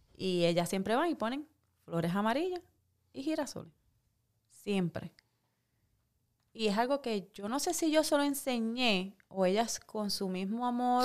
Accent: Puerto Rico; moved away as an adult; Me fui de Puerto Rico por el miedo de la salud de mi hija. Ahí fue que tomé la decisión hace 15 años de salir de Puerto Rico

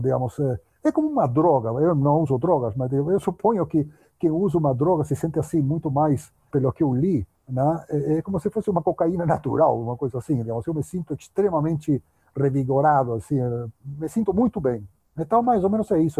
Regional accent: Uruguay; accent: Spanish; Portuguese is a second language; moved away as an adult; now in São Paulo, Brazil; eu morava no Uruguai, eu nasci no Uruguai, morava lá em Uruguai naquela época

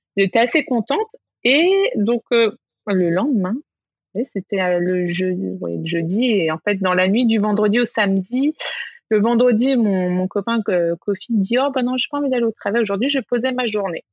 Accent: France; moved away; je suis française

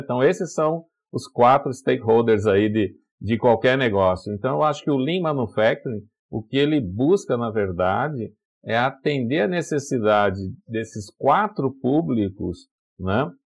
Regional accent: Brazil; Eu, eu sou do, do interior, lá do Vale do Paraíba

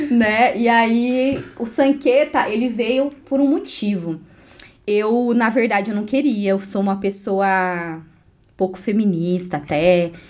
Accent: Bernardino de Campos, São Paulo, Brazil; moved away as an adult; now in Guarapuava, Brazil; Eu sou do interior de São Paulo. Ah, Bernardino de Campos, uma cidadezinha bem pequena, 8 mil habitantes. E aí eu saí de lá, fui para uma cidade vizinha um pouco maior, chamada Varé, que foi onde eu estudei. E aí vim para Guarapuava para fazer faculdade.

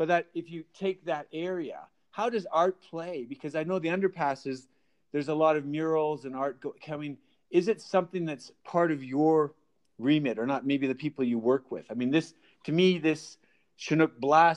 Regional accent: Calgary, Alberta, Canada; I grew up in Calgary

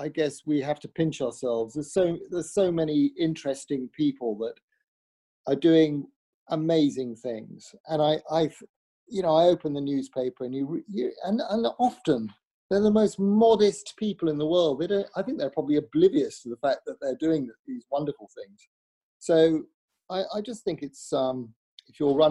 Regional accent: Wolverhampton, West Midlands, United Kingdom; I'm from Wolverhampton

